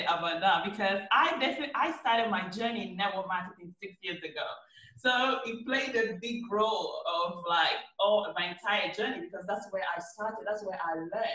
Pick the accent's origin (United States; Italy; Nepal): Italy; moved away as an adult; now in London, United Kingdom; I was born and raised in Italy. So I moved from Italy to London 6 years ago